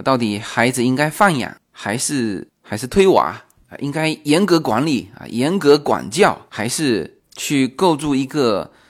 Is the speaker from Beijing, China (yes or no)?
no; Fujian, China; accent: Fujian; 我们福建人发音的这个口音问题